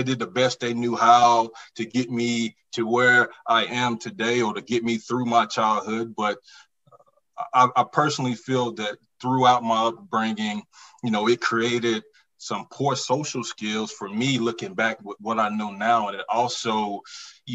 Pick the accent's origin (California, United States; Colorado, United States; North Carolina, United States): North Carolina, United States; Forest City; growing up Far City, North Carolina